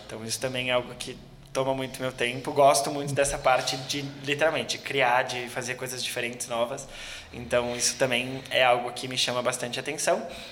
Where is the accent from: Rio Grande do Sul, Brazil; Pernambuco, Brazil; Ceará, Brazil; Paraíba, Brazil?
Rio Grande do Sul, Brazil; Gaúcho; como um bom gaúcho, a gente é bastante bairrista